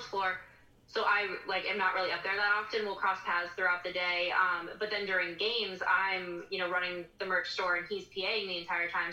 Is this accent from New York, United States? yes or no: no; Akron, Ohio, United States; also born or lived in Kentucky; my hometown.